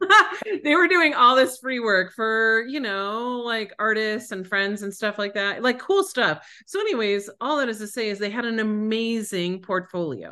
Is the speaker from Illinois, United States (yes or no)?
no; Buffalo, New York, United States; moved away; also born or lived in Colorado; I grew up in Buffalo, New York, Western New York